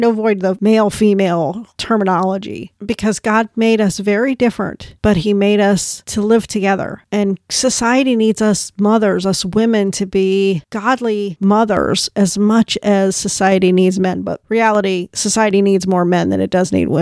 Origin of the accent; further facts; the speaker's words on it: United States; as an American or a woman from the West